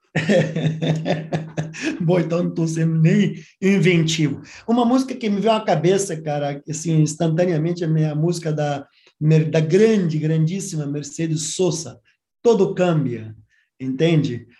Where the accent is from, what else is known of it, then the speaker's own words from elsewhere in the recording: Brazil; como professor de relações internacionais, como brasileiro